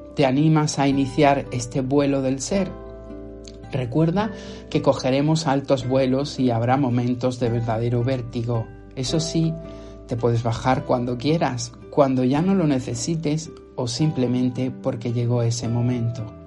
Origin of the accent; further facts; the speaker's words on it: Motril, Andalusia, Spain; mi ciudad natal, Motril